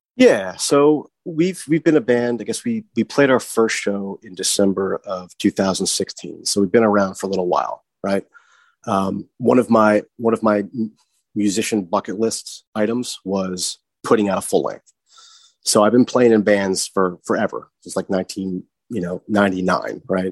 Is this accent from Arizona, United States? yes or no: no; Morrisville, Pennsylvania, United States; also born or lived in Georgia / Sydney, Australia / Philadelphia; now in Glenside, Pennsylvania, United States; i grew up in the Philadelphia area, right? I'm, I'm from Bucks County.